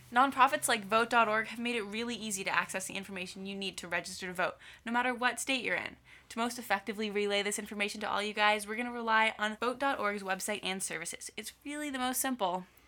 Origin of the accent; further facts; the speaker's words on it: California, United States; now in Washington, United States; I'm from California, and I'm still registered to vote there rather than in Washington